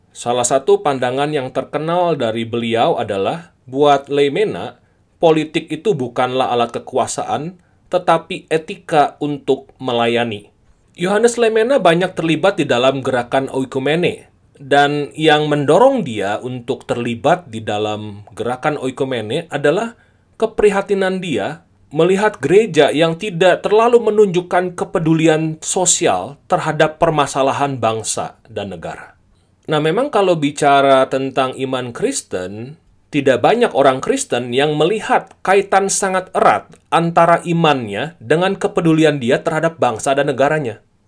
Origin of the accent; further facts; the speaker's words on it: Indonesia; also born or lived in Bogor, West Java; ketika Tuhan menempatkan setiap kita di Indonesia, lahir di Indonesia, dibesarkan di Indonesia, inilah tanah air kita